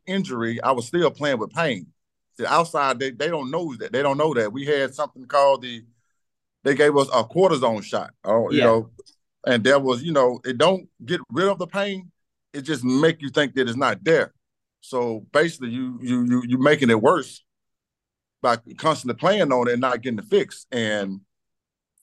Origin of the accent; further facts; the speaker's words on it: Batesville, Mississippi, United States; I came from South Panola High School